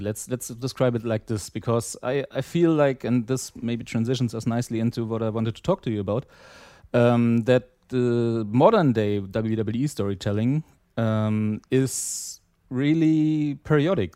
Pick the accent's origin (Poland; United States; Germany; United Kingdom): Germany; East Germany; I grew up in East Germany.